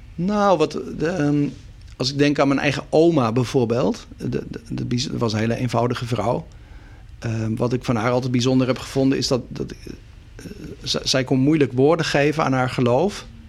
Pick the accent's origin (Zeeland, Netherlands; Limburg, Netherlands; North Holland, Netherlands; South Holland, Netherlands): South Holland, Netherlands; Sliedrecht; also born or lived in Dordrecht; Sliedrecht, daar ben ik dus opgegroeid. Dus ik ben in Dordrecht geboren, inderdaad in het ziekenhuis. Maar eh, mijn leven lang eh, als eh, kind en jongere in Sliedrecht gewoond.